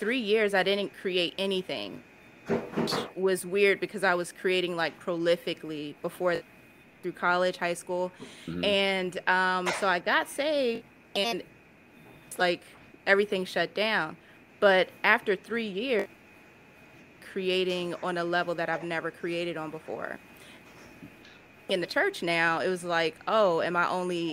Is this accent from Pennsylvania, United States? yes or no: yes; Philadelphia, Pennsylvania, United States; Logan, I'm from Logan